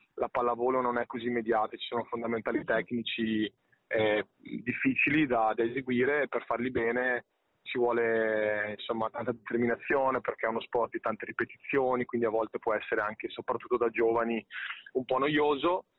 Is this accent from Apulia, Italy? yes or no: no; Padua, Veneto, Italy; io sono di Padova, vivo a Padova da, da praticamente una vita